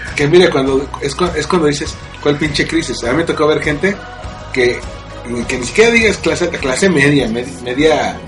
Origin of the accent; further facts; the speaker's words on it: Mexico; los mexicanos, por ya sea por las profesiones que tenemos, este, o por el o por, la cercanía geográfica con otros países de habla inglesa, tendemos a pochear mucho